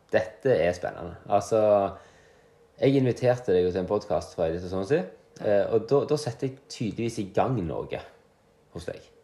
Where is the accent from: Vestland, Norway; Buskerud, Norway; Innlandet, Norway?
Vestland, Norway; Luster; moved away as an adult; now in Jørpeland, Norway; men jeg kommer fra den fantastiske plassen Luster i Sogn og Fjordane